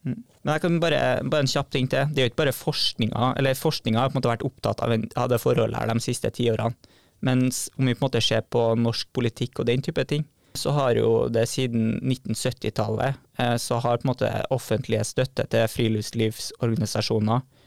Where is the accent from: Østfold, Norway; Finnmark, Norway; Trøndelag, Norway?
Trøndelag, Norway; Trondheim; moved away as an adult; now in Bodø, Norway; er 26 år og kommer fra Trondheim